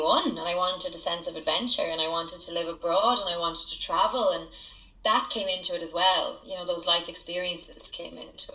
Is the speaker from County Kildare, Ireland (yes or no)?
yes; County Kildare, Ireland; also born or lived in Nashville, United States / London, United Kingdom; growing up in Ireland, I grew up in a tiny town where everybody knows your business